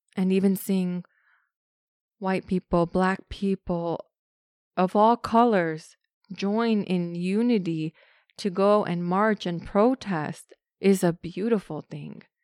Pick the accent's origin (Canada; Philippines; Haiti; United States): United States; I'm Mexican. I'm American Mexican, so I'm born here. My parents were born here